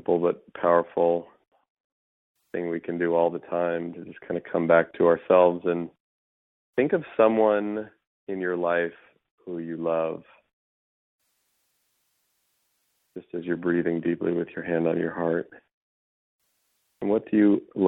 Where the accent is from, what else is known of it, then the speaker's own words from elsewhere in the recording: Bay Area, California, United States; I grew up here in the Bay Area where I still live